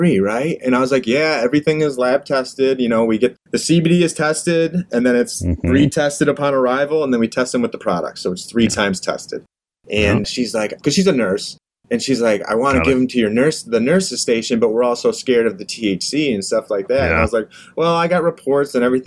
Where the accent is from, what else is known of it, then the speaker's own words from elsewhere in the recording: Livonia, Michigan, United States; Livonia, Michigan, my hometown